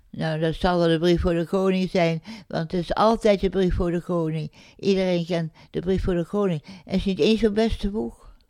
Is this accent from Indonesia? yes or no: yes; Indonesia; moved away; mijn geboorteland Indië